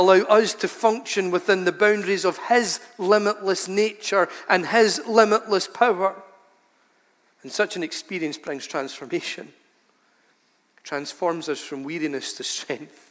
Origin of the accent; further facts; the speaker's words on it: United Kingdom; we're British people